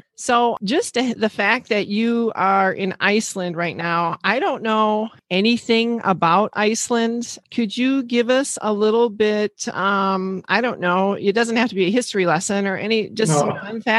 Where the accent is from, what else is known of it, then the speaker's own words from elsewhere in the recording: northern Wisconsin, United States; now in Michigan, United States; that's about 4 hours, well, you wouldn't know it, but 4 hours north of Milwaukee. I'm from a small town in northern Wisconsin, so we're way up in the United States.